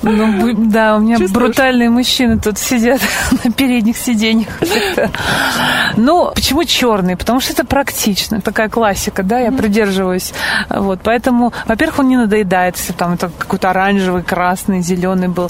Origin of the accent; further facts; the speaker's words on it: Bugulma, Tatarstan, Russia; now in Moscow, Russia; Город Бугульма, это где я родилась, откуда я родом, Татарстан